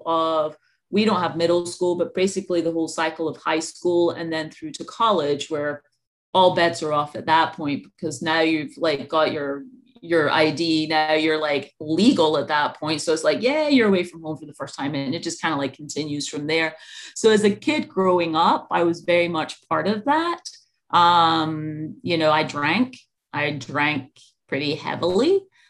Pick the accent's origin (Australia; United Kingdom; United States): United Kingdom; Scotland; moved away; So In the UK, alcohol is a kind of like national pastime, pretty much. I just came back from there, and I was just over on vacation. It'd been like 10 years since I'd been back home